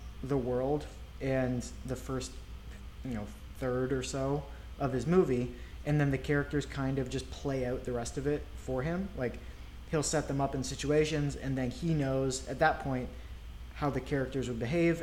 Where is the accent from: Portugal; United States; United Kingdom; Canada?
Canada; Ontario; moved away; I grew up in Ontario